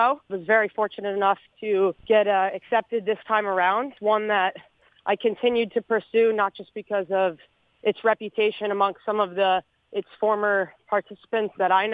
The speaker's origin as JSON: {"language": "English", "town": "Bethany", "region": "Connecticut", "country": "United States", "tie": "born or raised there", "said": "I grew up in Connecticut, just outside of New Haven, small town of Bethany."}